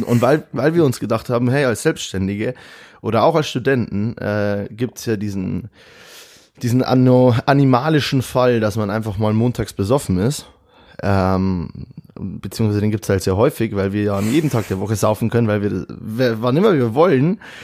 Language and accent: German; Bavaria, Germany; moved away as an adult; also born or lived in Munich; now in Cologne, Germany; ich komme aus Bayern und eigentlich und lebe in Köln jetzt